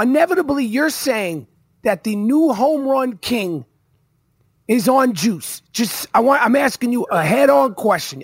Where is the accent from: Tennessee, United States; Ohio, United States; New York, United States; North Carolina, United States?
New York, United States; I'm a New Yorker.